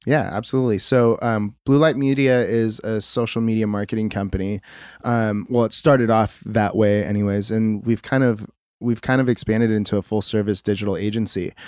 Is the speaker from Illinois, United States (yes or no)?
no; Mission Viejo, California, United States; now in Costa Mesa, United States; So I grew up in Mission Viejo, which isn't too far away